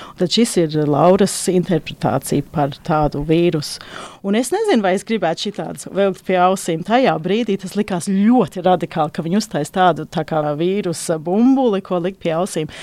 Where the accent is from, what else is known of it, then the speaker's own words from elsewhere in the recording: Australia; moved away; Es pat uzaugu Austrālijā un mums bija vilnas tērpi